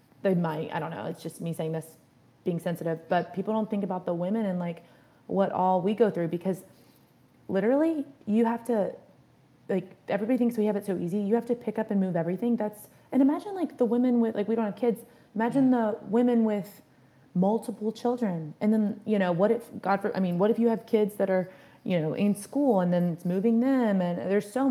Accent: near Roanoke, Southern Virginia, United States; moved away as an adult; now in Cleveland, United States; I'm from Southern Virginia, kind of close to like where Virginia Tech is, Blacksburg, outside of Roanoke. And we're both from areas that are pretty small

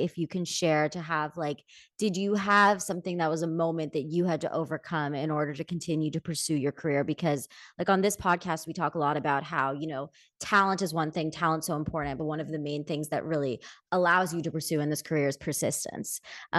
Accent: Philadelphia, Pennsylvania, United States; Like, I grew up in Philadelphia, which is just across the country from

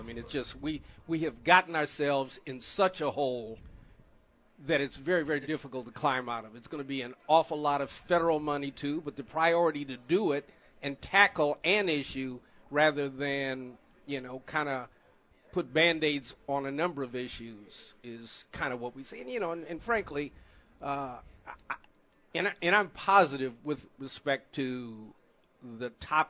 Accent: Missouri, United States; But I'm from Missouri. You know, show me how you're going to pay for it.

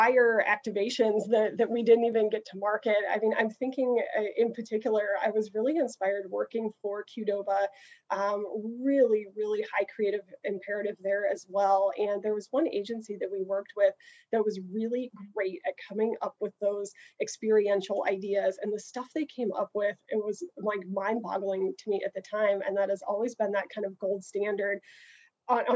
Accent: Midwest, United States; moved away as an adult; also born or lived in St. Louis; now in San Diego, United States; I am not native to San Diego. I came from the Midwest, and my career really started after spending some time in St. Louis.

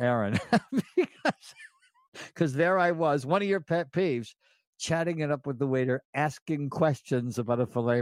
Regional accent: Elmira, New York, United States; when I was a little boy growing up in Elmira, New York

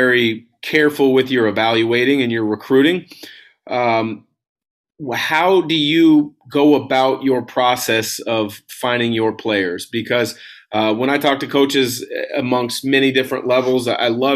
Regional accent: West Coast, United States; I'm from the West Coast

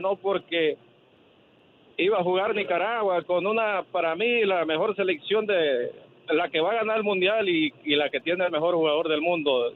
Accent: El Salvador; now in Houston, United States; Yo soy salvadoreño

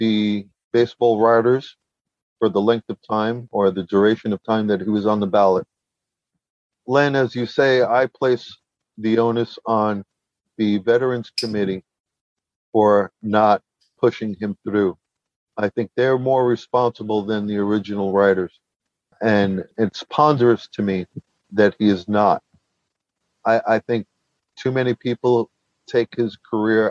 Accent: Brooklyn, New York, United States; growing up in Brooklyn

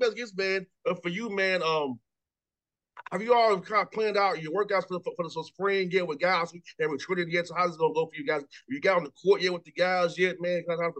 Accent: Atlanta, Georgia, United States; I come from Mays High School.

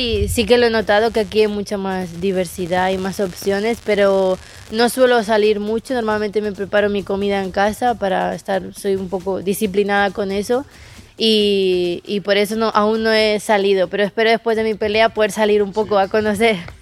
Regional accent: Castelldefels, Catalonia, Spain; also born or lived in Buenos Aires, Argentina; now in United States; mi mamá y mi familia y mi mamá son de España y yo nací en España

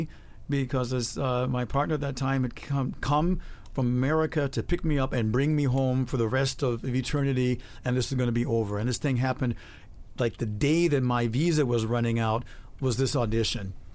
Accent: Chicago, Illinois, United States; moved away as an adult; also born or lived in San Francisco; now in Germany; I was from Chicago

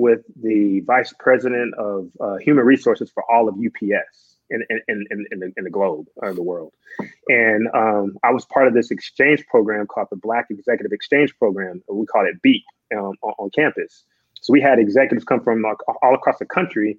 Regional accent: Georgia, United States; moved away as an adult; also born or lived in Houston / Phoenix; now in Dallas-Fort Worth, United States; I move back to Georgia, and I'm working in HR

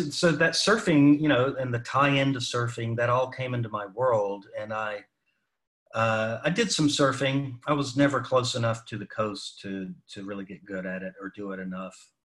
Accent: Salisbury, North Carolina, United States; moved away as an adult; also born or lived in Hollywood / New York City / Nashville / Milwaukee; grew up in North Carolina

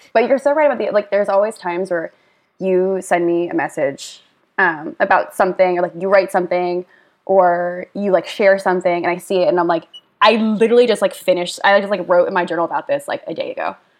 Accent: Lewisburg, Pennsylvania, United States; moved away as an adult; also born or lived in Scottsdale, Arizona / New Jersey; now in New Orleans, United States; I was born in Arizona. I lived there with a brief stint in Jersey um, until I was 10. And then I was 10, I moved to Pennsylvania.

